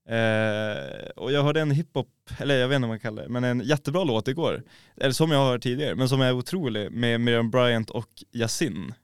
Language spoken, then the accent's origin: Swedish; Norrland, Sweden; Som norrlänning